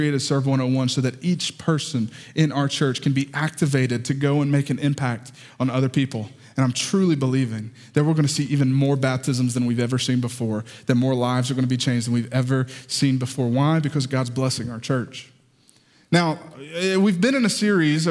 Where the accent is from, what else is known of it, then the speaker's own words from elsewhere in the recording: the South, United States; accent: southern; my southern accent